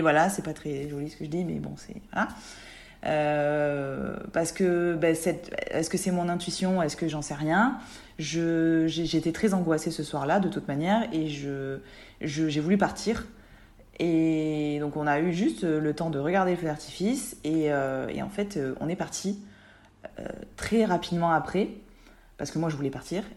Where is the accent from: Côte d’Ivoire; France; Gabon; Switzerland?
France; southeast France; also born or lived in Nice (Alpes-Maritimes); now in Var, France; je suis une sudiste euh, sud-est